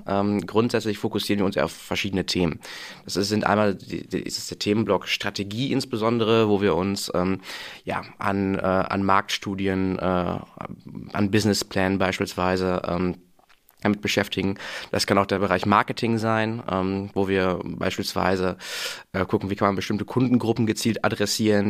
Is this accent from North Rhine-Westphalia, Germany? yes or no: yes; Münster, North Rhine-Westphalia, Germany; moved away; bin gebürtiger Münsteraner tatsächlich, den es dann auch zum Studium wieder nach Münster verschlagen hat